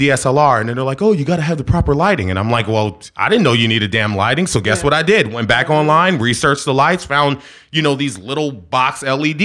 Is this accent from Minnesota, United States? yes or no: no; Philadelphia, Pennsylvania, United States; I'm from Philly